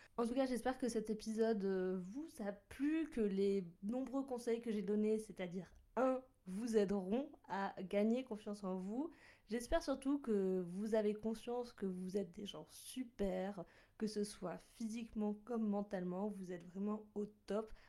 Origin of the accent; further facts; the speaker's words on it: Bordeaux, Nouvelle-Aquitaine, France; moved away as an adult; now in Lyon, France; j'étais la première à quitter la ville natale, à quitter euh, le nid familial et à partir de, de Bordeaux